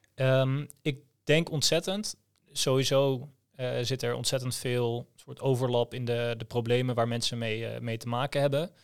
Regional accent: Groningen, Netherlands; ik kom uit Groningen

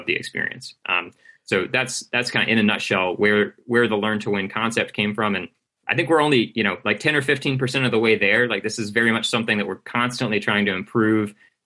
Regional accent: United States; for myself as an American

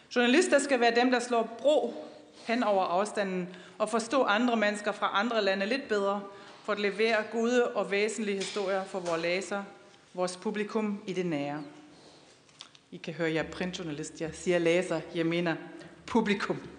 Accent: Wuppertal, North Rhine-Westphalia, Germany; Danish is a second language; moved away; also born or lived in Aarhus; Jeg kommer jo fra Wuppertal og boede dengang i Aarhus

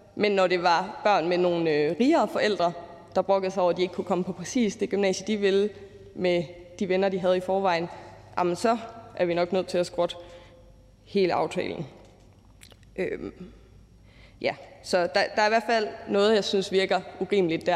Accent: Aarhus, Central Denmark Region, Denmark; Nu er jeg selv fra Aarhus

